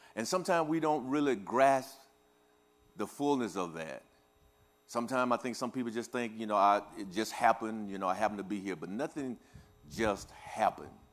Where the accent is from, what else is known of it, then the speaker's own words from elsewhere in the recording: Louisiana, United States; also born or lived in Kansas City; now in Topeka, Kansas, United States; I am, uh, uh, originally from Louisiana